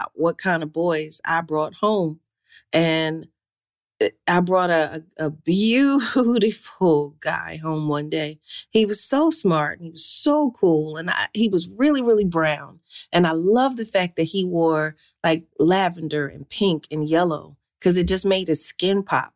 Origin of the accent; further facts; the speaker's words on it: Philadelphia, Pennsylvania, United States; Philadelphia, my home